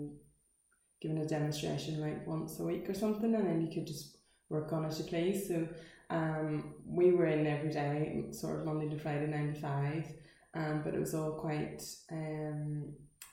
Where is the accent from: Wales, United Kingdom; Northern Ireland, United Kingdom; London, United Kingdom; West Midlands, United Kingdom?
Northern Ireland, United Kingdom; Portstewart; I'm from Portster as well, so I probably actually started like my artistic career as a young artist in Flowerfield